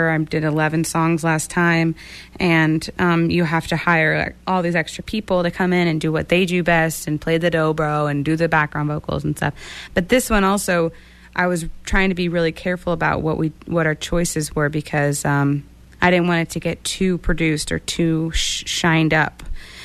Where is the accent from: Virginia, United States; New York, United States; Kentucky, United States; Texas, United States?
Texas, United States; growing up in Texas